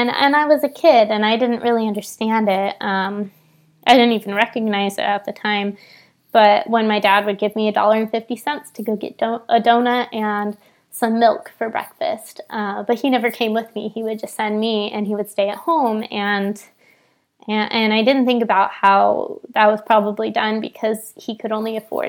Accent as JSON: {"language": "English", "town": "San Bernardino", "region": "California", "country": "United States", "tie": "born or raised there", "said": "I grew up in San Bernardino, California, which is a very low-income area."}